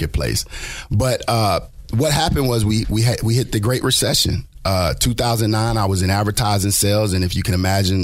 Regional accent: Lakeland, Florida, United States; I'm also homegrown. I'm from Polk County over in Lakeland, Florida.

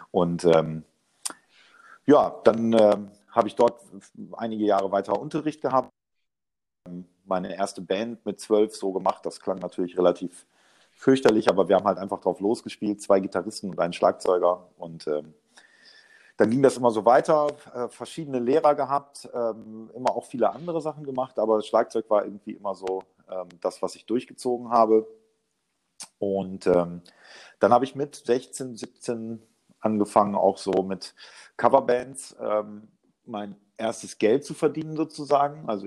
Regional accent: Osnabrück, Lower Saxony, Germany; born there; geboren in Osnabrück 1980.

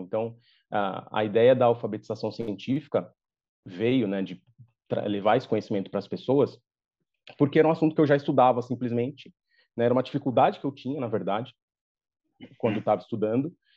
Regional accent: São Paulo, Brazil; eu sou natural de São Paulo, sou paulistano

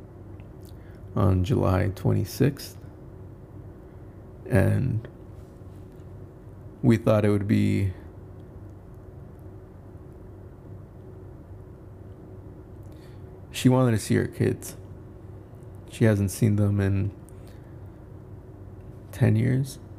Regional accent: Indaparapeo, Michoacán, Mexico; moved away; my hometown in Michoacán, Indaparapeo, Michoacán.

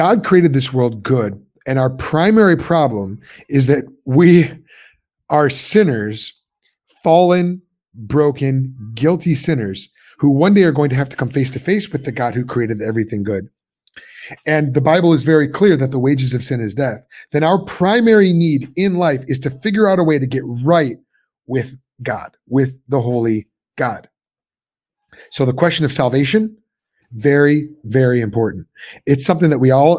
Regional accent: suburbs of Chicago, Illinois, United States; moved away as an adult; also born or lived in Pennsylvania; I'm from Illinois originally, suburbs of Chicago

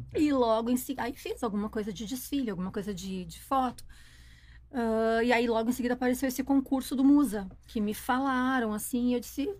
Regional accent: Novo Hamburgo, Rio Grande do Sul, Brazil; also born or lived in Porto Alegre; Nasci numa cidade que se chama Novo Hamburgo

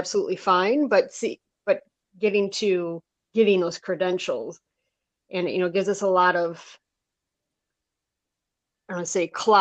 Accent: Michigan, United States; moved away as an adult; now in Oregon, United States; I grew up in Michigan, and that's where I got my schooling

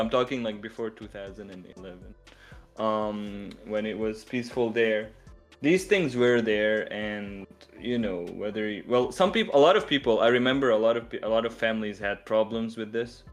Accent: Syria; even in my country where I come from, I come from Syria

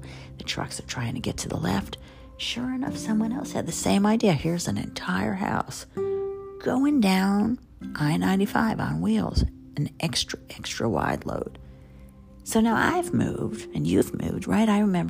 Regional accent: the South, United States; accent: Southern; So my Southern accent really started coming back.

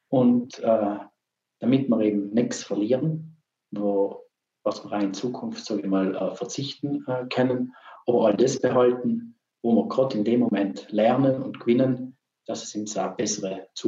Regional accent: Trentino-Alto Adige, Italy; Bei uns in Südtirol, äh, da, wir haben so tolle Betriebe äh

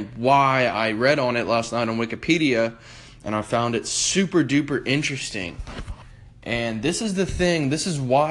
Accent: United States; I'm from America

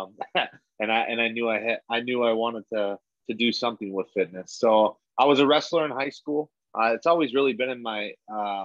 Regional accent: Wisconsin, United States; I'm from Wisconsin. I grew up in a small town of like 2,500.

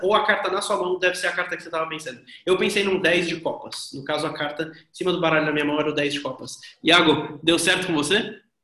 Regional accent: Brazil; eu sou brasileiro

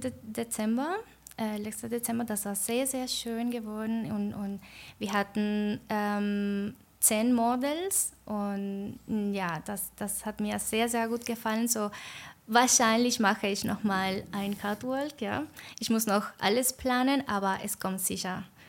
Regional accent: Venezuela; German is a second language; moved away as an adult; also born or lived in Argentina; now in Switzerland; also ich komme aus Venezuela, aber dann habe ich auch in Argentinien gewohnt vor ungefähr vier Jahren

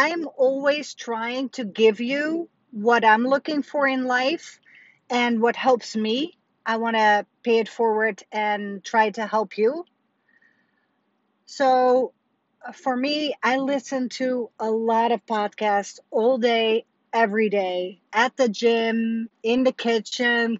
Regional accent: Netherlands; moved away; I remember every Sunday growing up in Holland

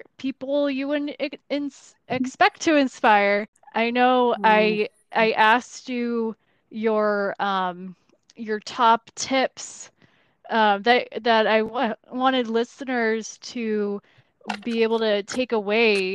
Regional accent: United States; we are as American

